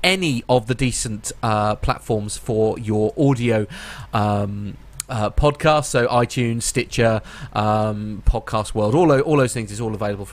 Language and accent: English; Norfolk, East of England, United Kingdom; accent: Norfolk; It's actually a Norfolk accent